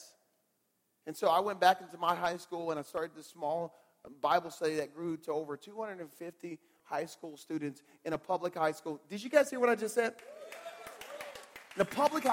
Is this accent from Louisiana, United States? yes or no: yes; Southeast Louisiana, United States; I was born and raised in Southeast Louisiana. That's where I was born and raised